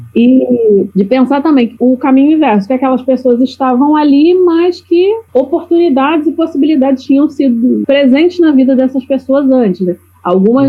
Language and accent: Portuguese; Rio de Janeiro, Brazil; now in Florianópolis, Brazil; Rio de Janeiro, que é de onde eu sou. Hoje eu vivo em Florianópolis